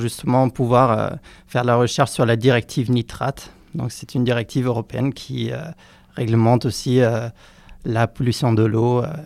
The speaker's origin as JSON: {"language": "French", "region": "southern Bavaria", "country": "Germany", "also_born_or_lived": "Rennes, France", "second_language": "French", "moved": "yes", "lives_now": "Berlin, Germany", "said": "Je viens du sud de la Bavière"}